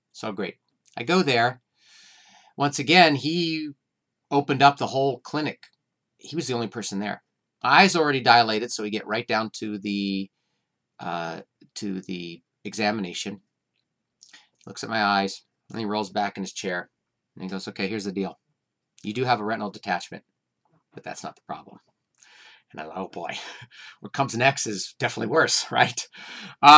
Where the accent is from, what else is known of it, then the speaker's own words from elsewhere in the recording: Santa Cruz, California, United States; I'm from Santa Cruz, California